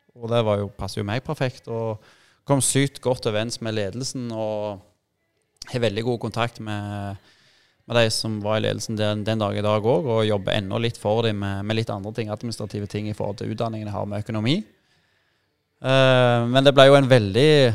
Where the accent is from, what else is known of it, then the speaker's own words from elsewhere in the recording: Jæren, Rogaland, Norway; Jeg er jærbu, og flaggskipet på Jæren har alltid vært Bryne